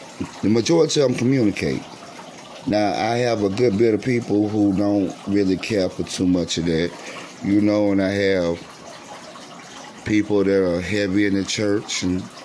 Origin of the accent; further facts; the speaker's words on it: United States; I'm African American